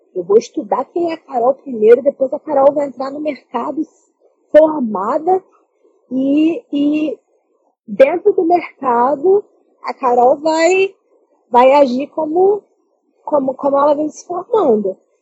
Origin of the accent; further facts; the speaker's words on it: Baixada Fluminense, Rio de Janeiro, Brazil; Eu sou da Baixada Fluminense, do Rio de Janeiro